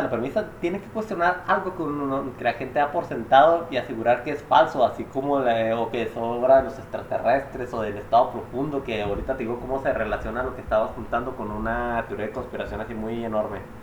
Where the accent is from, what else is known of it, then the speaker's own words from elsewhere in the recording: Chihuahua, Mexico; somos de Chihuahua